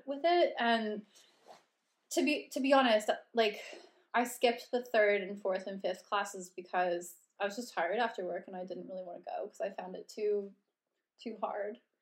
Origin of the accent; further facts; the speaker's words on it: Red Deer, Alberta, Canada; moved away as an adult; now in London, United Kingdom; I'm from Cal- around Calgary, specifically Red Deer, Alberta